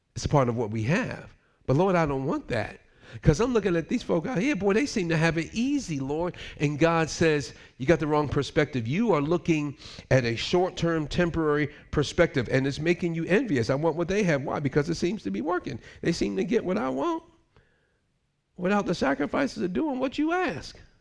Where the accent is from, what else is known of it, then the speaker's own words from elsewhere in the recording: United States; moved away as an adult; also born or lived in Switzerland; I'm American